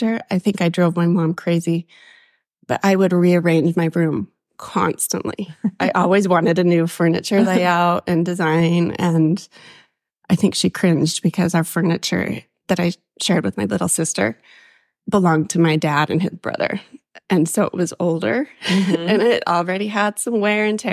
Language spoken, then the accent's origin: English; Davis County, Utah, United States; moved away as an adult; also born or lived in Florida / East Texas / North Carolina; I was born and raised in Davis County, Utah